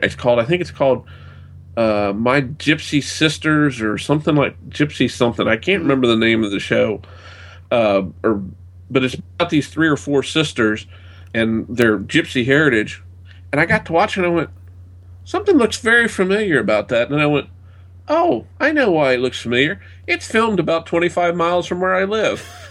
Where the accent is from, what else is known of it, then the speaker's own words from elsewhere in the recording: United States; being an American